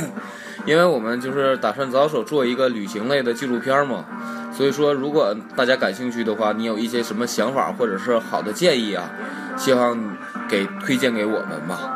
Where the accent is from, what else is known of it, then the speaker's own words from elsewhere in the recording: Northeast China, China; 我们东北那边